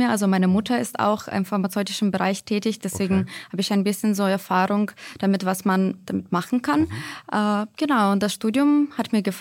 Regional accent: Ukraine; now in Berlin, Germany; ich komme ursprünglich aus der Ukraine, bin aber seit 2015 in Deutschland.

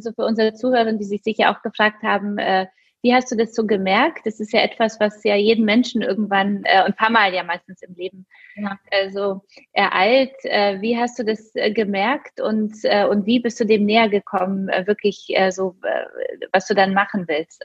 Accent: Poland; moved away; also born or lived in Munich; ich komme jetzt selbst aus Polen

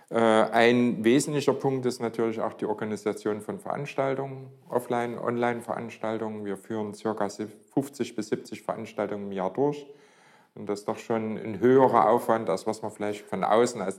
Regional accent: Leipzig, Saxony, Germany; Äh, bin gebürtiger Leipziger und ja, seit 1990 selbstständig

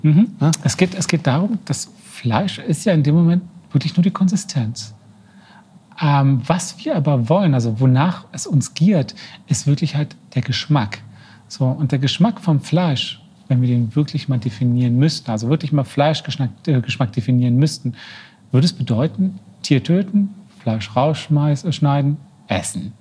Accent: 80-90 km south of Berlin, Brandenburg, Germany; moved away as an adult; ich bin ja geboren, 80, 90 Kilometer von Berlin entfernt, mhm. ähm, im Süden

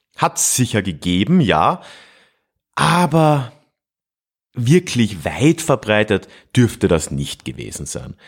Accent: Freising, Bavaria, Germany; meiner Heimatstadt Freising

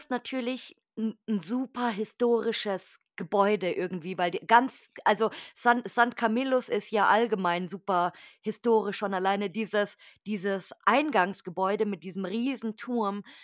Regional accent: Munich, Bavaria, Germany; Also bei uns in München, nee, bei uns richtig. in München ist das Haar

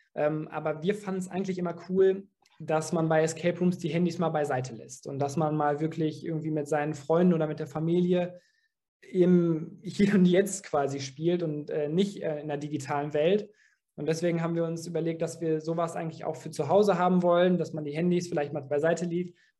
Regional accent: Dortmund, North Rhine-Westphalia, Germany; wir sind alle in Dortmund geboren, wir sind hier aufgewachsen

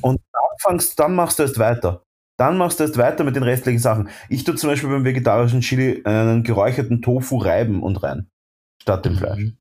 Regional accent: Vienna, Austria; bei uns in Wien

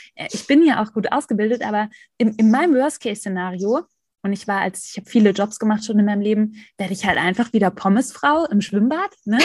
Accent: Black Forest / Swabian Jura, Baden-Württemberg, Germany; Ich bin im Schwarzwald beziehungsweise auf der Schwäbischen Alb aufgewachsen

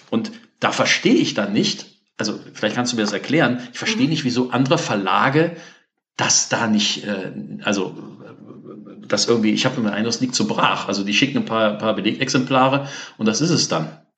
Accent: Cologne, North Rhine-Westphalia, Germany; als Beispiel jetzt hier als Kölner, ähm, die Mairische Buchhandlung ist ja aufgegangen

